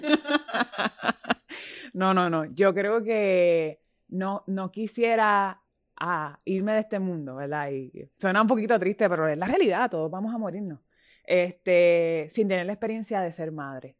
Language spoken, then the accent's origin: Spanish; Puerto Rico; mi gente, somos grandes, los puertorriqueños somos grandes.